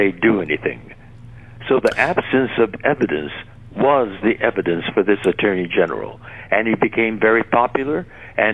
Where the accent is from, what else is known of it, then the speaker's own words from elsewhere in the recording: Los Angeles, California, United States; also born or lived in Arkansas; I was born in Los Angeles.